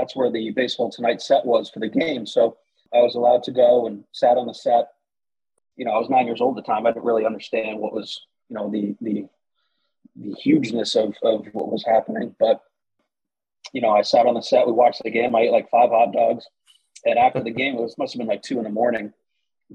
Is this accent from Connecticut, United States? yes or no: yes; Connecticut, United States; I grew up in Connecticut and we do dunks up here